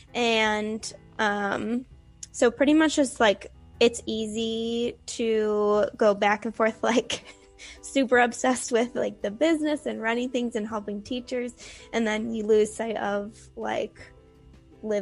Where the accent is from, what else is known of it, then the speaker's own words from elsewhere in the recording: Chicago, Illinois, United States; also born or lived in Arizona; now in Minnesota, United States; I grew up in the Chicago area and lived in Arizona for 6 years, and I moved to Minnesota almost 2 years ago now.